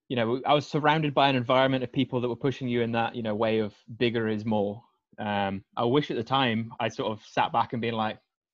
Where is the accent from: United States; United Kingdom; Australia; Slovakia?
United Kingdom; Scotland; I am Scottish, despite my accent.